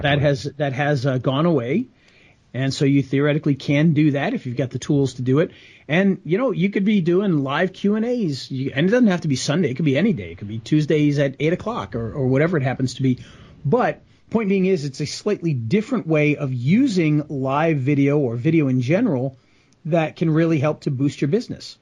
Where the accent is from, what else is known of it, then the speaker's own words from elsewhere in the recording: Rhode Island, United States; I grew up in Rhode Island